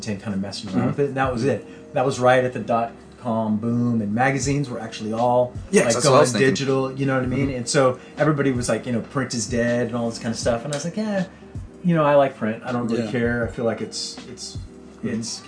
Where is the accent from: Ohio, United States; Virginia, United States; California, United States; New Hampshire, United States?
California, United States; San Jose; this is my hometown. This is where I'm at. This is my family